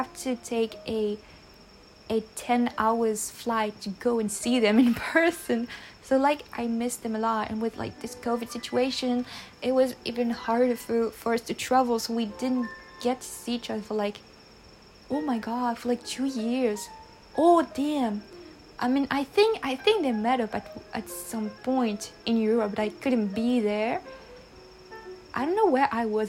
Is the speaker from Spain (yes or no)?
no; Réunion; English is a second language; I am from Reunion Island, which is a French island, and I've been living here for like basically my whole life, but not technically